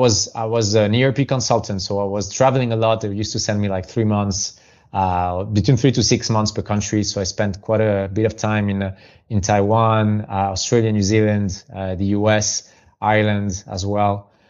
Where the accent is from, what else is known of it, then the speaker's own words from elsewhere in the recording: Geneva, Switzerland; first language French; English is a second language; moved away as an adult; also born or lived in United Kingdom / London / Liverpool / Dubai; now in Barcelona, Spain; I was born and raised in Geneva in Switzerland. I'm a son of Spanish immigrants in Geneva. So my first language are both Spanish and French. I still consider French being my first language though.